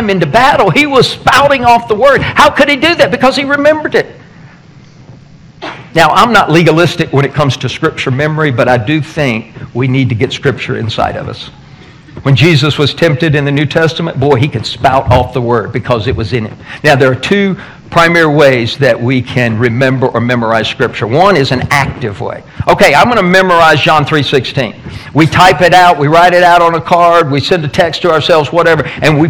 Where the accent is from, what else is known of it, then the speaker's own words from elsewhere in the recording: Tennessee, United States; I'm from Tennessee